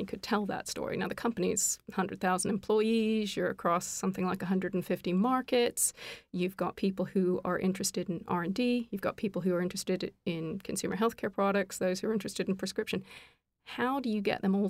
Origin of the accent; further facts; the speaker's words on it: Canada; now in United Kingdom; I'm actually Canadian, but living here in the UK